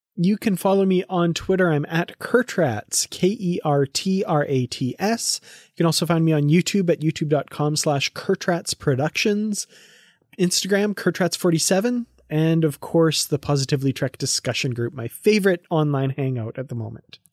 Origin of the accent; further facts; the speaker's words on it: Canada; I'm from Canada and I've never been to Montreal.